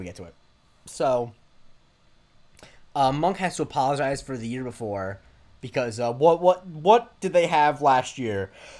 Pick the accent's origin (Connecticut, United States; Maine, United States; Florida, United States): Florida, United States; Punta Gorda; my hometown, Ponte Gorda, Florida, is in the Charlotte Harbor